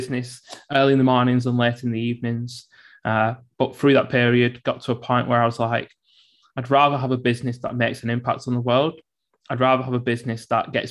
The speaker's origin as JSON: {"language": "English", "town": "Bolton", "region": "North West England", "country": "United Kingdom", "tie": "born or raised there", "said": "I was born and brought up in Bolton, grew up on a council estate."}